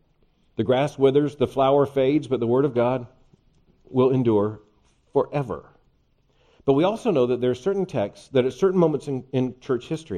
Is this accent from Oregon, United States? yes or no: no; Lakeland, Florida, United States; I was born in Lakeland, Florida, central part of the state